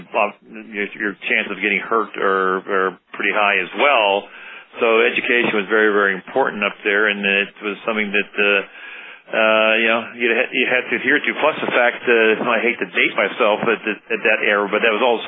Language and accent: English; Johnstown, Pennsylvania, United States; also born or lived in Virginia; I grew up in Johnstown, PA.